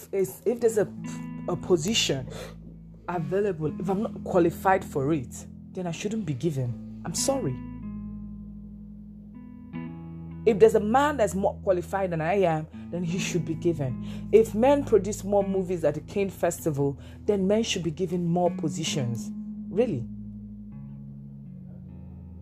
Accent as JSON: {"language": "English", "country": "Nigeria", "said": "I'm a black woman. I'm from Nigeria."}